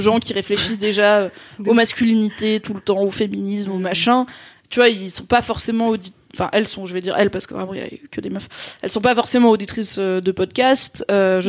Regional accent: south-east France, France; moved away; notamment du sud-est, puisque c'est là où j'ai grandi

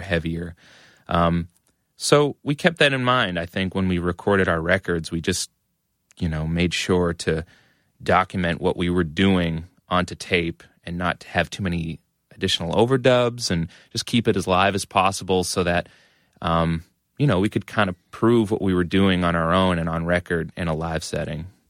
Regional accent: Methuen, Massachusetts, United States; I grew up in Methuen, which is a suburb of Massachusetts, uh, about a half hour north of Boston

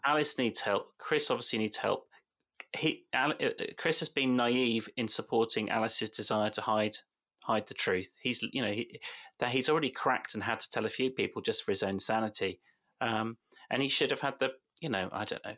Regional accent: West Country, South West England, United Kingdom; accent: West Country; My West Country accent mm. does come on a bit

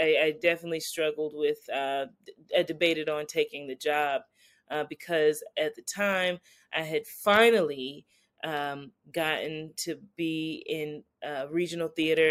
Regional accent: Greenville, South Carolina, United States; I grew up in Greenville, South Carolina. So for me, it wasn't really just go out there because there wasn't much to go to.

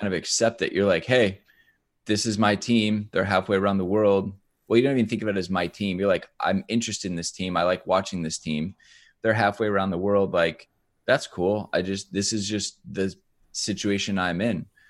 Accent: Iowa, United States; I grew up in Iowa, right? Like, Midway, Midwest, very ur, ur, rural

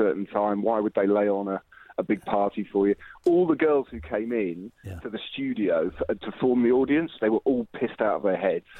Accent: Shaftesbury, South West England, United Kingdom; now in London, United Kingdom; now that is my hometown.

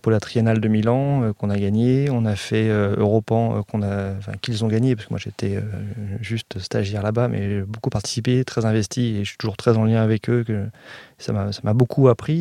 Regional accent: Évry, Île-de-France, France; je suis né donc à, à Évry, parce qu'avant c'était la ville d'Évry et pas Évry-Courcouronne

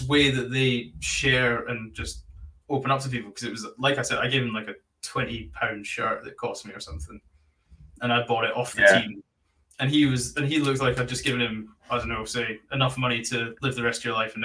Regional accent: Scotland, United Kingdom; accent: Scottish; my Scottish accent

